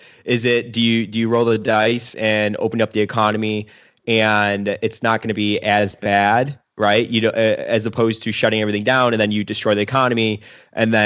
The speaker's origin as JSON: {"language": "English", "country": "United States", "said": "I'm an American."}